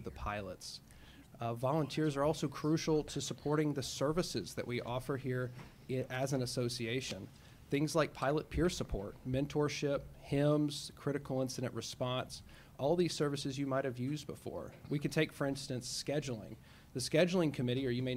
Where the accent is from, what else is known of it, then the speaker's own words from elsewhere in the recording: Memphis, Tennessee, United States; now in Minneapolis, United States; Born and raised in Memphis, Tennessee. Moved up here to Minneapolis